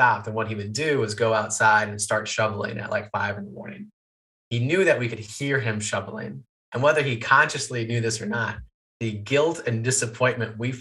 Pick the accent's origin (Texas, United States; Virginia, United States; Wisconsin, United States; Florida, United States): Wisconsin, United States; moved away; a summer college job that would be good back in my hometown